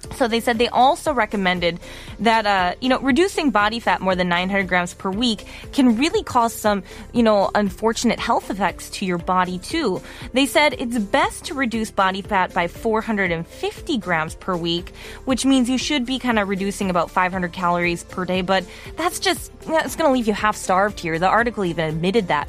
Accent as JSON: {"language": "English", "region": "Wisconsin", "country": "United States", "moved": "yes", "lives_now": "South Korea", "said": "as an American"}